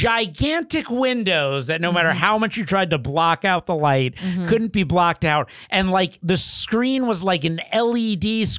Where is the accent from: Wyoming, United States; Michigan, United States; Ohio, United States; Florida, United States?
Florida, United States; born or raised there; moved away